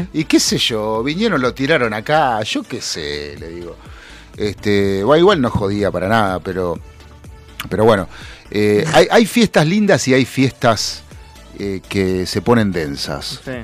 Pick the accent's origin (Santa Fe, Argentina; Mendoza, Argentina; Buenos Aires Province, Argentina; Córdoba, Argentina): Buenos Aires Province, Argentina; somos bonaerenses